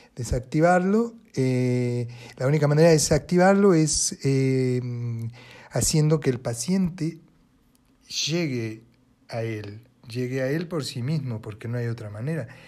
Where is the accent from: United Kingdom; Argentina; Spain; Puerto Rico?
Argentina; Buenos Aires Province; also born or lived in Paris; yo soy eh, argentina, nací en Buenos Aires, provincia de Buenos Aires